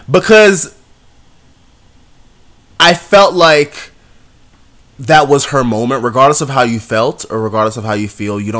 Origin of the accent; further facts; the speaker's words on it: New York, United States; this is New York. They are singing about New York. I am from New York, and we are in New York